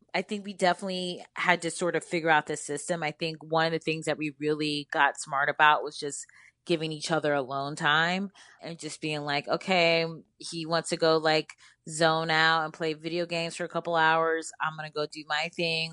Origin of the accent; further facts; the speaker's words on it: Cleveland, Ohio, United States; now in Brooklyn, United States; I grew up in Cleveland